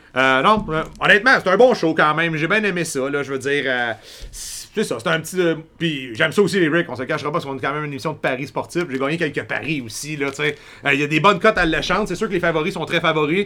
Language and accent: French; Quebec, Canada; en tant que Québécois